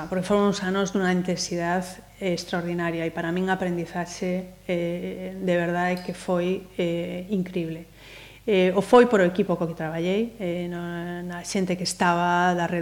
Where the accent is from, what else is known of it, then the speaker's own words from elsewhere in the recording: Ferrol, Galicia, Spain; moved away as an adult; also born or lived in Salamanca; now in Pontevedra, Spain; E ademais eu son de Ferrol.